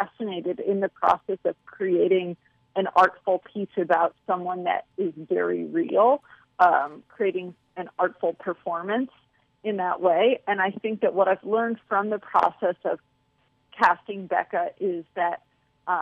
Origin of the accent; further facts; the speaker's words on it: St. Louis, Missouri, United States; Dylan and I are both from St. Louis. We grew up in St. Louis.